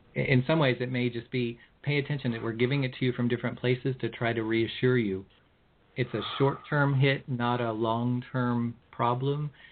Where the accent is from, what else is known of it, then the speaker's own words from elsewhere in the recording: California, United States; I'm from California